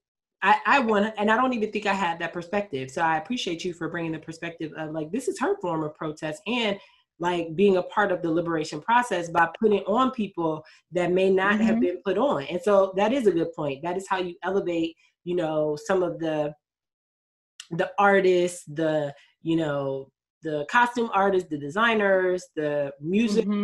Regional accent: United States; I am African American. Like, I am Nigerian American. So I feel like I have space to talk about both being Black in America

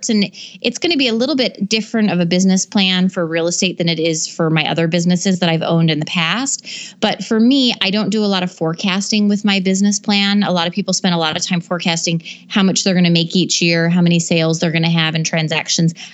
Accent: Alaska, United States; now in Minneapolis, United States; We're originally from Alaska. We've moved a lot. So when we moved to Minneapolis, he had to start his real estate business all over from scratch.

